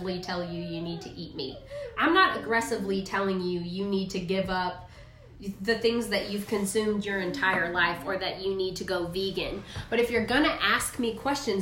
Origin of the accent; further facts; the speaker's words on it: the South, United States; I grew up in the South